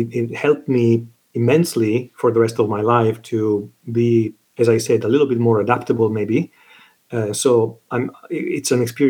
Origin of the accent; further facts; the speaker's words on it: Italy; English is a second language; moved away as an adult; also born or lived in London, United Kingdom / Battle Creek, Michigan, United States; now in Los Angeles, United States; I was born and raised in Italy. That's my country. I lived there until I was 19, almost 20. Then moved to London and lived in London for a while, and now I live in sunny Los Angeles.